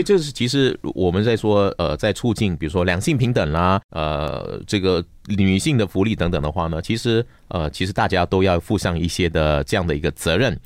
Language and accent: Chinese; Malaysia